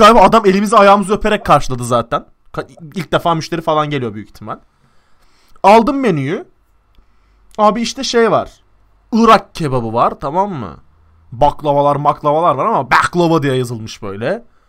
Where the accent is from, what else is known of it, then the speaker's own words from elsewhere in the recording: Turkey; now in Vancouver, Canada; Dedim Türkiye'den geldim